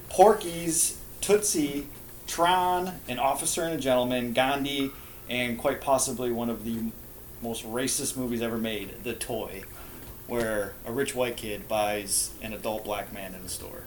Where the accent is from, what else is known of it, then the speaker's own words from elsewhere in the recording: Milwaukee, Wisconsin, United States; born here in Milwaukee